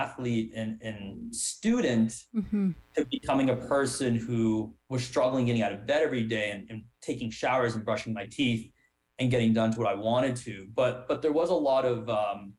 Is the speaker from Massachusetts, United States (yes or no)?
yes; Wellesley, Massachusetts, United States; growing up in Wellesley, a suburb where a lot of people put a lot of pressure on appearance